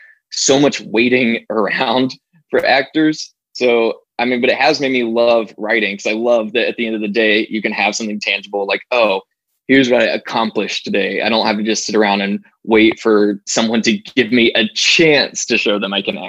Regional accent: Arkansas, United States; moved away as an adult; now in Los Angeles, United States; I moved out to LA with the sole focus being just acting. And then, you know, I moved out here from Arkansas, and as you can imagine, people weren't exactly knocking on my door with opportunities.

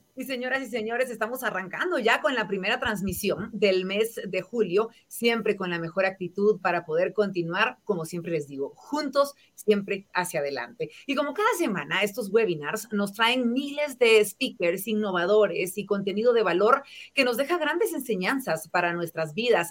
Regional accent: Guatemala; como guatemaltecos

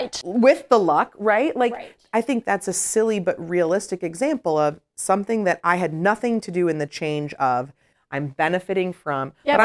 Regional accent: Illinois, United States; I'm from the South Suburbs, but I wanted to go to the big city, and my parents supported me

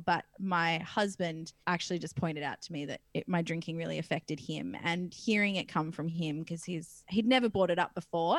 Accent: Perth, Western Australia, Australia; I come from Perth, WA, and in WA there's this little beach town called Wedge Island

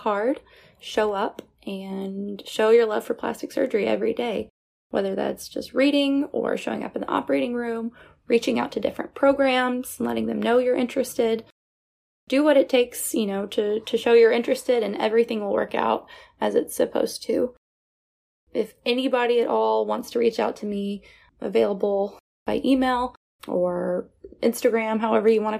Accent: Alabama, United States; moved away as an adult; now in Tampa, United States; am from Alabama

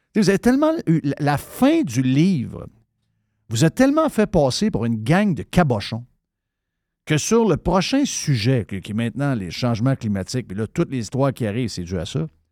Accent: Saguenay, Quebec, Canada; moved away; j'arrive du Saguenay. J'ai été élevé au Saguenay.

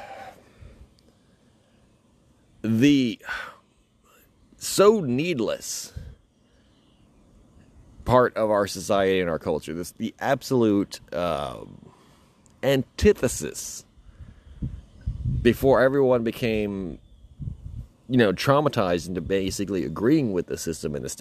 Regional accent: United States; being an American, you know, man in the 90s

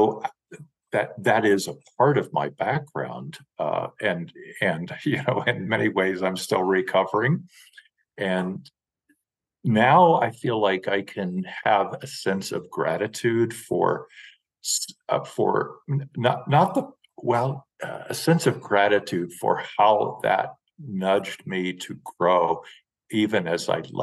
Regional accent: Western Nebraska, United States; moved away; my emotional, spiritual, and physical background is in Western Nebraska. Very prairie oriented and of course rural

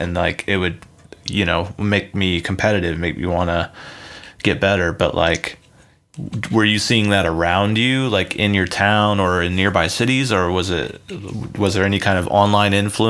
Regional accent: Midwest, United States; I come from the Midwest in small town.

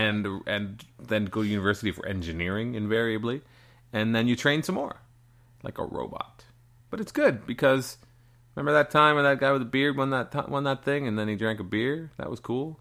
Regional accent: Canada; We're Canadian.

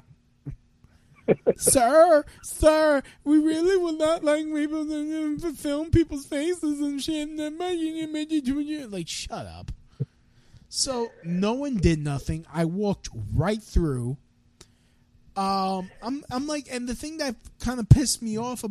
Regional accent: New York, United States; I was born in New York.

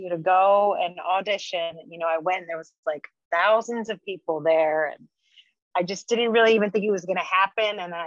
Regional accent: Santa Cruz, California, United States; moved away as an adult; I loved growing up in Santa Cruz.

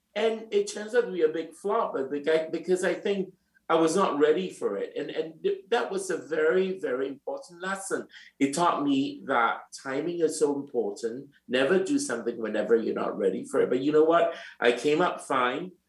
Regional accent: Singapore; moved away as an adult; also born or lived in London, United Kingdom / New York, United States / Milan, Italy; now in Paris, France; I was born in Singapore and I am three quarter Chinese and one quarter Japanese

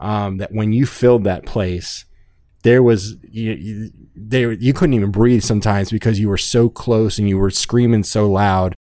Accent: South Florida, United States; growing up in South Florida my whole life

